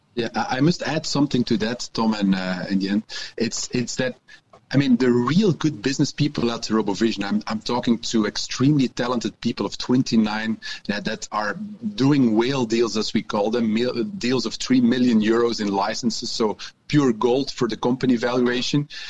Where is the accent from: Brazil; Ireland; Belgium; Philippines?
Belgium; Antwerp, Flanders; English is a second language; also born or lived in Ghent; I'm also from Antwerp